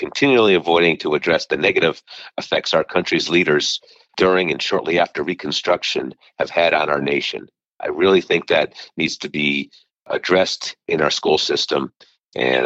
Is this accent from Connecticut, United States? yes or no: yes; Meriden, Connecticut, United States; now in Milford, United States; I grew up in Meriden, Connecticut, and I reside in Milford, Connecticut